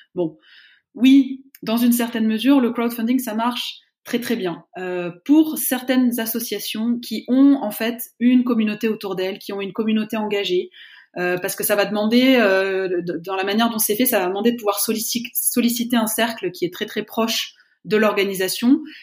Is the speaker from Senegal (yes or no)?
no; France; je suis française, je travaille en France, en Suisse